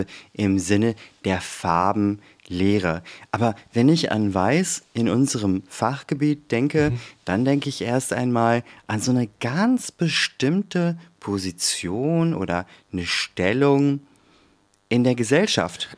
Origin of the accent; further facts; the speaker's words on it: Germany; ich bin ja auch deutsch, bin ja hier auch geboren, meine Eltern ja auch, aufgewachsen